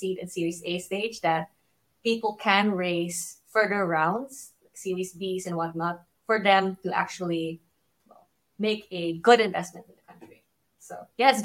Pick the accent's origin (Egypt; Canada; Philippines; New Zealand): Philippines; I came from the Philippines and we have a very close-knit ecosystem there.